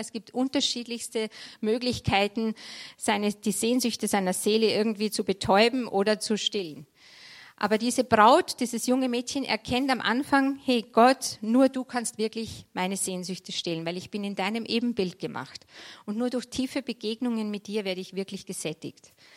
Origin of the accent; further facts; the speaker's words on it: Vienna, Austria; moved away as an adult; also born or lived in Munich / Berlin; now in Freilassing, Germany; Ich, ich komme ursprünglich aus Wien, Niederösterreich